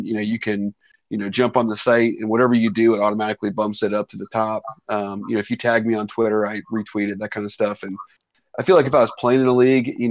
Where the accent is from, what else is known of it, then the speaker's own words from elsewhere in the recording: Cincinnati, Ohio, United States; I'm from Cincinnati